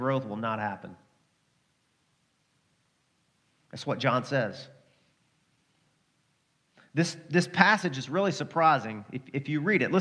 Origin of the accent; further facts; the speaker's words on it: Arkansas, United States; I'm from Arkansas.